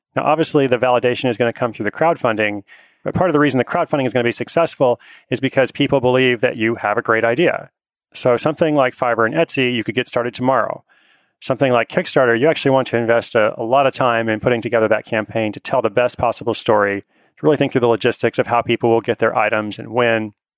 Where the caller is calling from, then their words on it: Seattle, Washington, United States; I'm calling from Seattle, Washington.